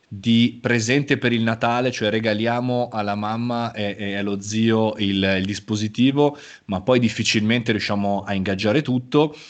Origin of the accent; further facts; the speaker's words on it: Milan, Lombardy, Italy; sono nato nella città di Milano come milanese imbruttito